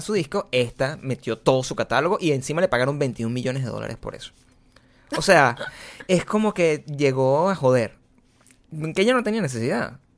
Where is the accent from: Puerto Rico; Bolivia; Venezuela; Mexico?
Venezuela; Caracas, Capital District; first language Spanish; moved away as an adult; yo vengo de Caracas